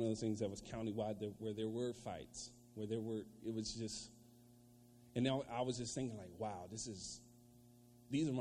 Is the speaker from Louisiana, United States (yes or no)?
no; Virginia, United States; I'm from Virginia